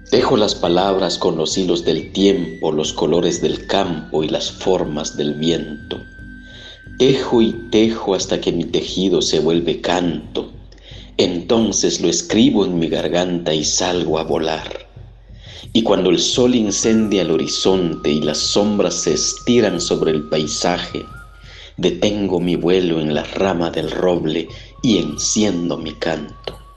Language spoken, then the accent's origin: Spanish; Guatemala; Soy Mayaca Chiquel de Guatemala